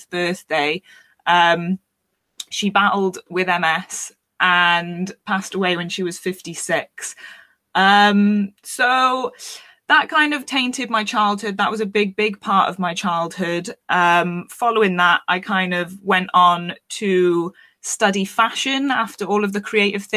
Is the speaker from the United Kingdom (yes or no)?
yes; Wales, United Kingdom; also born or lived in London; you might have picked up on the accent. I am from Wales in the UK. I grew up quite isolated.